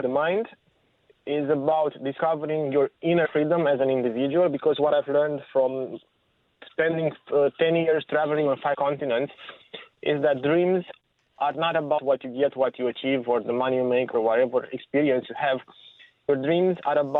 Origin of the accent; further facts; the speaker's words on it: Romania; moved away; I grew up in Romania during the last years of communism